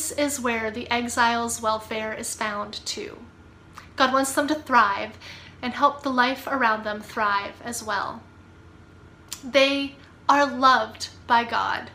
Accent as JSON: {"language": "English", "town": "Pittsburgh", "region": "Pennsylvania", "country": "United States", "tie": "born or raised there", "moved": "as an adult", "lives_now": "Atlanta, United States", "said": "I live in the suburbs of Atlanta, but I grew up in Pittsburgh, Pennsylvania.\" Now, I haven't lived in Pittsburgh for 15 years"}